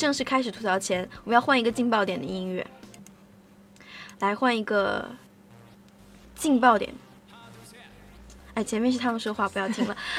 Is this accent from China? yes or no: yes; Shaanxi, China; 但是其实你看我是陕西人，我也没有特别觉得他们为陕西做什么啊。